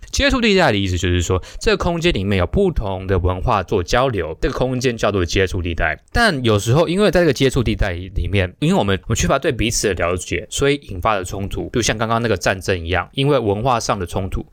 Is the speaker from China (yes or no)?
no; Taiwan; 就是有点像是我们台湾人常说的那个语助词啊